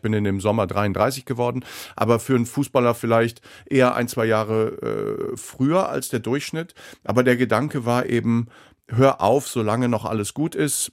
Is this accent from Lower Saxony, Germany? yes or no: yes; Osterode am Harz, Lower Saxony, Germany; moved away; also born or lived in Bremen; Kindheit damals in Osterode am Harz und in Schwiegershausen